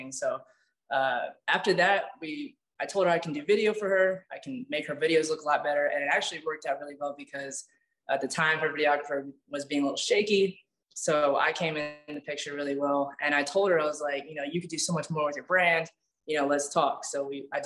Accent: Atlantic City, New Jersey, United States; moved away as an adult; now in Los Angeles, United States; I'm from Atlantic City area, so I'm south

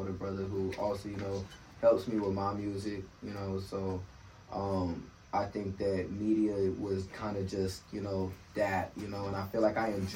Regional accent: Dallas, Texas, United States; also born or lived in Tampa, Florida; now in Atlanta, United States; I'm from Dallas

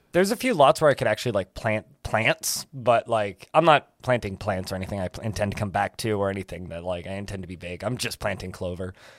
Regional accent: Canada; I'm Canadian.

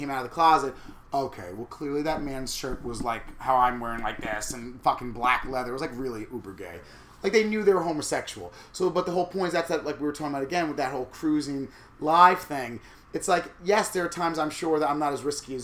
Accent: Lake Ronkonkoma, New York, United States; I grew up in Lake Ronkonkoma

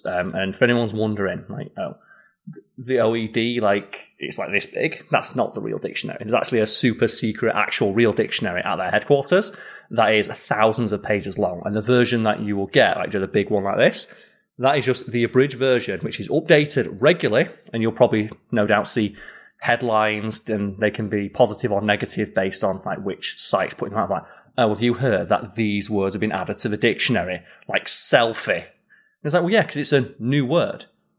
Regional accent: Yorkshire and the Humber, United Kingdom; accent: Yorkshire; it's something that I'm kind of disappointed in myself that my native Yorkshire accent has been tempered after so many years of having to tone it down for making content online.

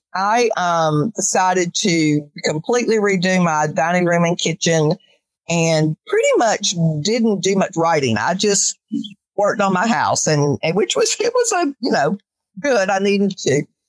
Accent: North Carolina, United States; moved away as an adult; now in Calhoun, United States

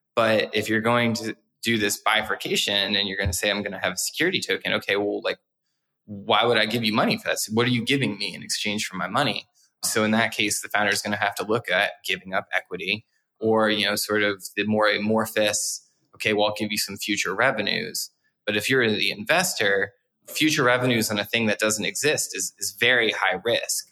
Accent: New Jersey, United States; my home state of New Jersey

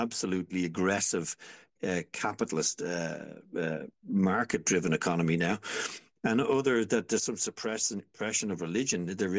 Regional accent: Ireland; I'm an Irishman, remember, and I grew up during a war where white Anglo-Celtic Irish people murdered each other in the most brutal ways known to mankind

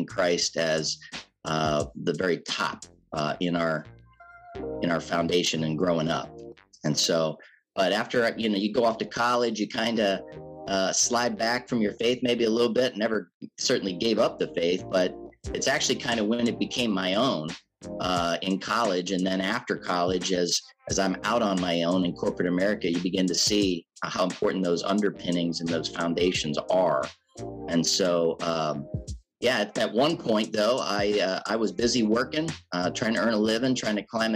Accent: Canton, Ohio, United States; I grew up in Canton, Ohio, born and raised here

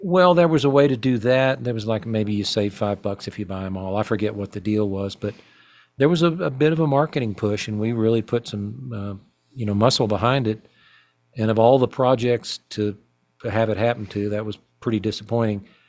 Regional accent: Fayetteville, Arkansas, United States; growing up in my hometown of Fayetteville, Arkansas

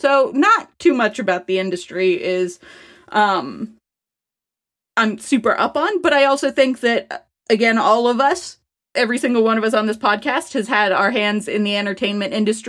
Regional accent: California, United States; I mean, like, I grew up in Southern California, likely.

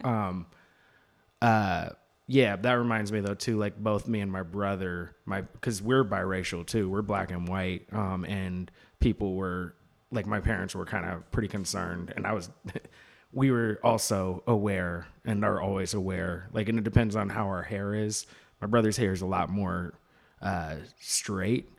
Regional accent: Seattle, Washington, United States; I'm from Seattle

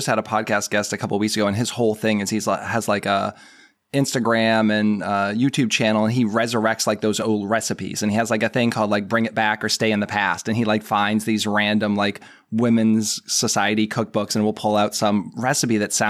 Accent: Massachusetts, United States; I have some Irish in me and I grew up outside of Boston.

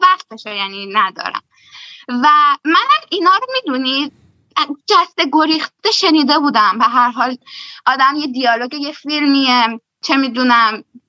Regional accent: Shahrekord, Chaharmahal and Bakhtiari, Iran; moved away as an adult; now in Germany; من برگشتم شهر کرد شهر خودمون و دقیقا من هفت ماه بعدش مهاجرت کردم به آلمان

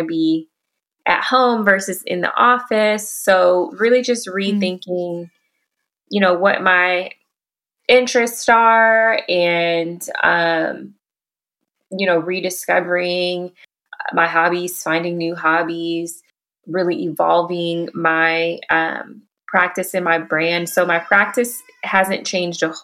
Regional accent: Houston, Texas, United States; moved away as an adult; also born or lived in Dallas-Fort Worth Metroplex; now in Dallas-Fort Worth, United States; I'm from Houston originally and have been in the DFW Metroplex for almost 2 years

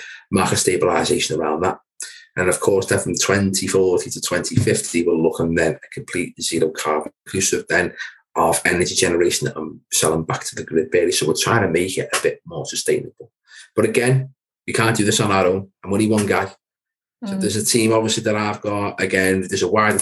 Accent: Wirral, Merseyside, North West England, United Kingdom; based predominantly in the Will, which is a part of Merseyside. So guys, if you can tell by my accent, yes, I'm a local guy

